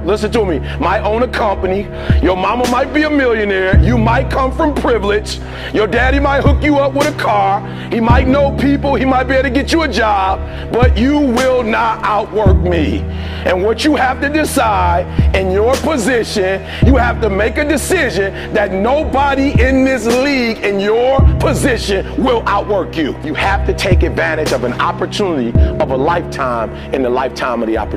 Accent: Detroit, Michigan, United States; I'm from Detroit, homeless

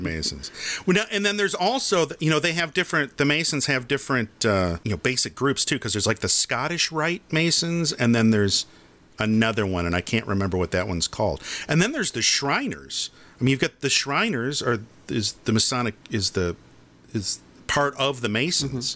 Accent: Farmington, Michigan, United States; when I was in Boy Scouts or Cub Scouts and we did the Pinewood Derby, we did it at the Elks Club in, in Farmington, Michigan

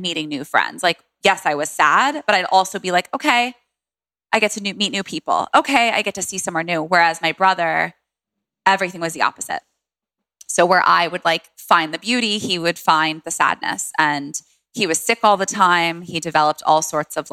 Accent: Washington, District of Columbia, United States; I grew up in DC. I was born at a home birth. My mom had me at home in DC with a midwife

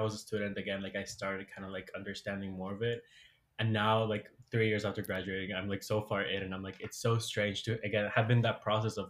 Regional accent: Bolivia; now in New York, United States; when I was growing up in Bolivia

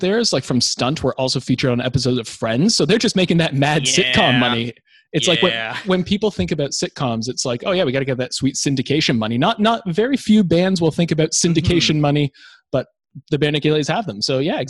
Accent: Toronto, Ontario, Canada; now in Melbourne, Australia; we're both boys from Toronto. You are still there, of course, but I'm a couple of kilometers away, a couple of towns over in Melbourne, Australia.

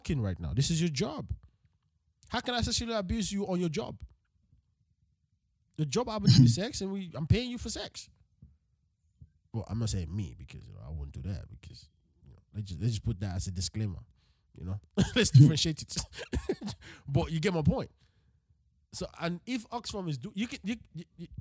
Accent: Nigeria; as a Nigerian, which country is in Africa

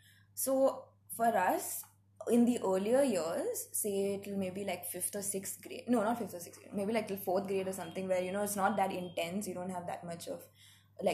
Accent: Mumbai, Maharashtra, India; also born or lived in Hyderabad; I am 22 years old. I have been homeschooled. I'm from Bombay. Lived a chunk of my life in Hyderabad as well

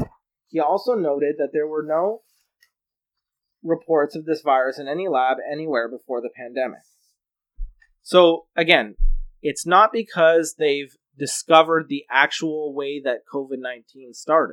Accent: Canada; which constitutionally you have every right to do as a Canadian.

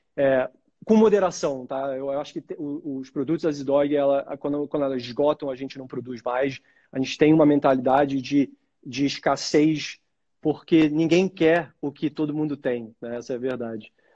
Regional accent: Brazil; a gente é brasileiro com orgulho

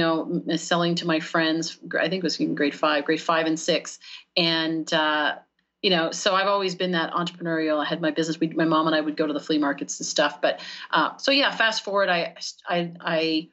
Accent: Canada; moved away as an adult; now in United States; we're in Canada at that time. I'm Canadian, and moved down to the U.S. 6 years ago

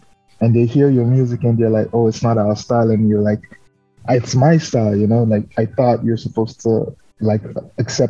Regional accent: Nigeria; moved away as an adult; now in Newfoundland and Labrador, Canada; As a Nigerian

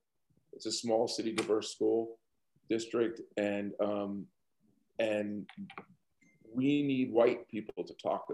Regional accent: Greenburgh, New York, United States; I grew up in Greenberg, New York, which is in Hartsdale's in Greenberg, New York.

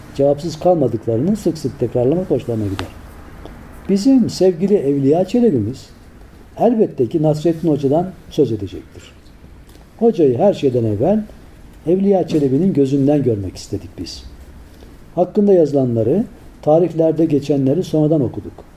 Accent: Tavşanlı, Kütahya, Turkey; moved away; biz çocukken Kütahya'nın tavşanlı kazası.

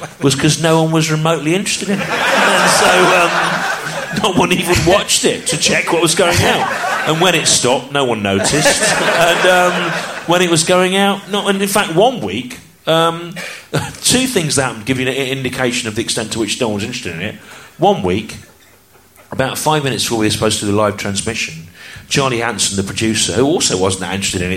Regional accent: the Midlands, England, United Kingdom; I grew up in the Midlands

